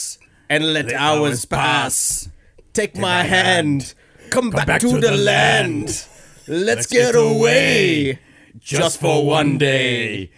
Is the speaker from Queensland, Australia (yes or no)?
no; Cherrybrook, New South Wales, Australia; I'm an Indian kid from Cherrybrook that's now stuck in German.